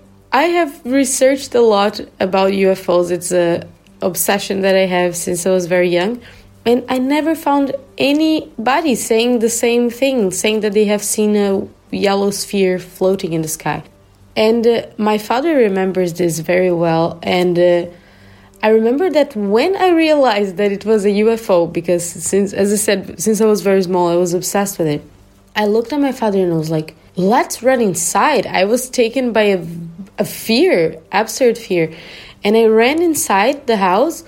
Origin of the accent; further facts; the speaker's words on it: southern Brazil, Brazil; now in Germany; the house I grew up in Brazil, in the southern part of Brazil